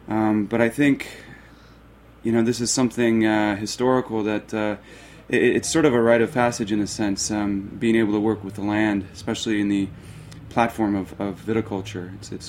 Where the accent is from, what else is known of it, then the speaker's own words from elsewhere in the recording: Arizona, United States; born there; Long story short, I think I was an accident in Mexico. I was born in Arizona